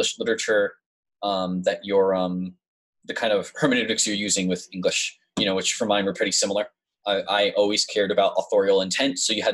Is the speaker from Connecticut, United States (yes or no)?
yes; West Hartford, Connecticut, United States; moved away as an adult; now in Tulsa, United States; I was born and lived in West Hartford, Connecticut for pretty much my whole life